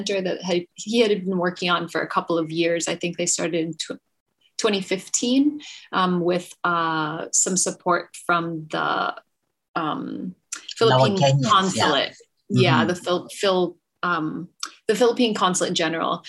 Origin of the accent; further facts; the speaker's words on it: Chicago, Illinois, United States; now in Hawaii, United States; I grew up in Chicago